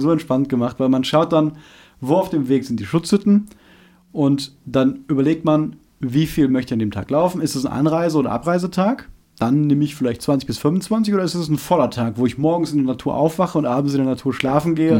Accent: Germany; als Deutscher

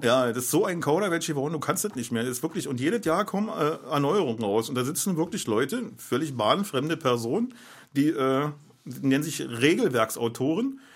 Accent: Berlin, Germany; ich bin Berliner

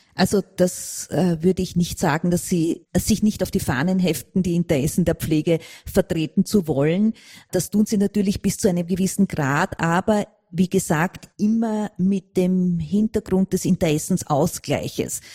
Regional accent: Austria; wir in Österreich

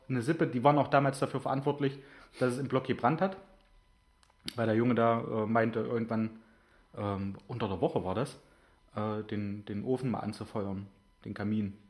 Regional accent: Germany; moved away; ich bin in Großonner aufgewachsen

